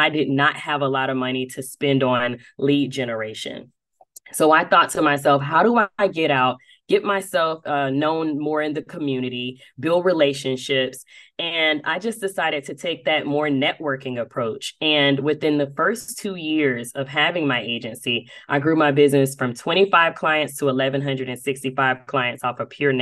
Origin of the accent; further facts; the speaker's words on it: Dothan, Alabama, United States; now in Atlanta, United States; I am originally from Dothan, Alabama, but I have spent majority of my insurance career here in Atlanta, Georgia.